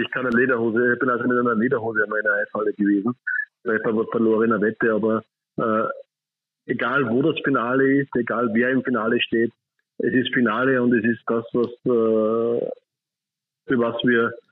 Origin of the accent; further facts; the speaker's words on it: Upper Austria, Austria; meine Landeshauptstadt äh, als Oberösterreicher.